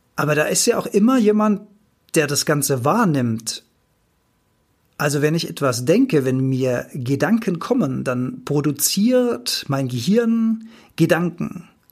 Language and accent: German; Rhineland-Palatinate, Germany; Ich bin Rheinland-Pfälzer.